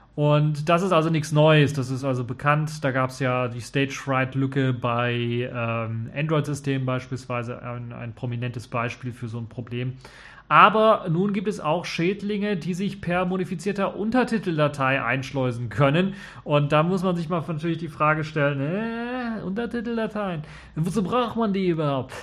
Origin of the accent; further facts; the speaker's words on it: Germany